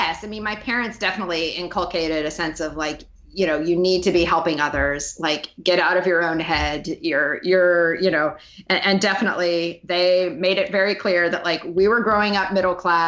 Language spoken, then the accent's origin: English; Montana, United States; moved away; I'm from Montana.